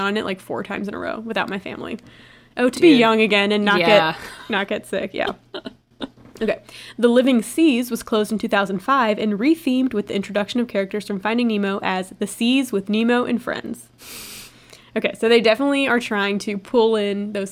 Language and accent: English; South Florida, United States; I grew up in South Florida, so we went to Disney World a lot